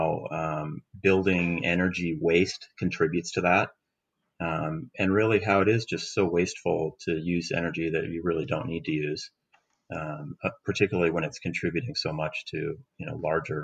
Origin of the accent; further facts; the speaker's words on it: Seattle, Washington, United States; I'm from Seattle. I lived here my whole life